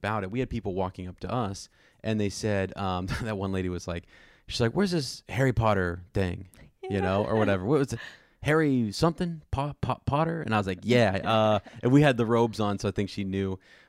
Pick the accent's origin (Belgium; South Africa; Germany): Germany; just growing up in Germany, you don't have the Dr. Seuss books and that culture among